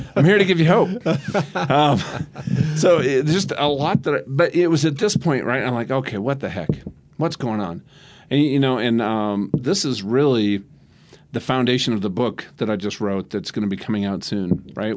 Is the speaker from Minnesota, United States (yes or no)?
yes; Minnesota, United States; now in Denver, United States; I'm from Minnesota